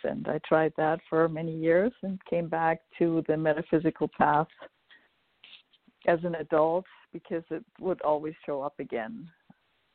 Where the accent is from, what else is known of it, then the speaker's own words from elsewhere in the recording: Germany; moved away; I'm originally from Germany. I grew up in Germany in a somewhat metaphysical family